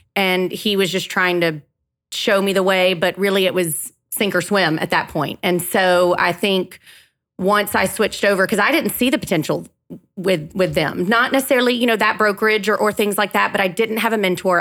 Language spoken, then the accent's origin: English; Gainesville, Georgia, United States; I am born and raised in Gainesville, Georgia